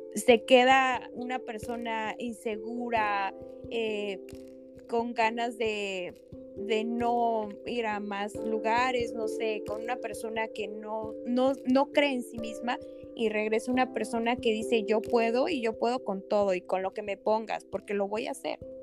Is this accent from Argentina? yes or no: no; Mexico; como mexicanos, como latinos